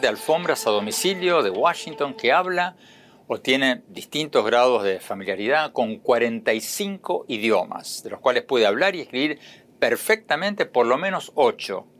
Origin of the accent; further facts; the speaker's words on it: Argentina; moved away as an adult; now in United States; yo nací y me crié en Argentina